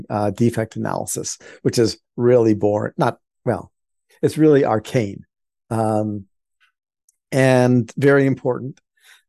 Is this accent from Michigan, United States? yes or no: no; Washington, District of Columbia, United States; moved away as an adult; I was raised in Washington, D.C.